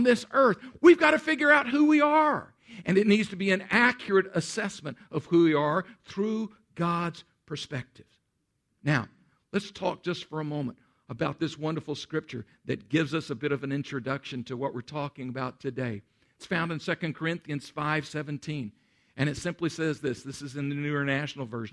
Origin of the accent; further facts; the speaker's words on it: Central Texas, United States; moved away; I grew up in Central Texas